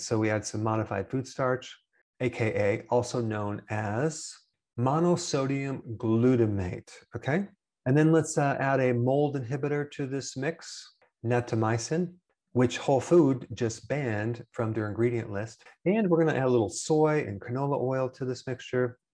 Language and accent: English; Wisconsin, United States; I'm from Wisconsin and I'm also an American.